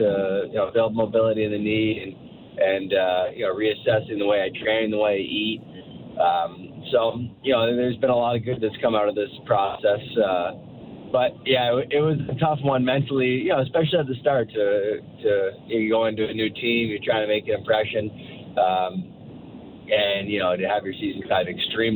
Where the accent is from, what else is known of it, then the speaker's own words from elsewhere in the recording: Toronto, Ontario, Canada; I grew up in the Toronto area